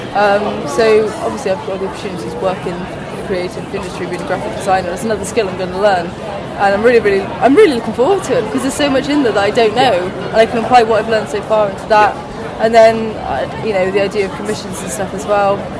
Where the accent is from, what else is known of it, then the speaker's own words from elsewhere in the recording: Swindon, South West England, United Kingdom; moved away; also born or lived in Plymouth; I'm from Swindon originally